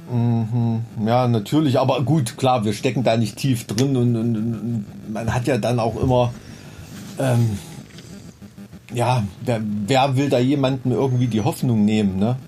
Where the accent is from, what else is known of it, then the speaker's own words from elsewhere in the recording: Blankenhain, Thuringia, Germany; now in Weimar, Germany; Ich komme eigentlich aus Blankenhain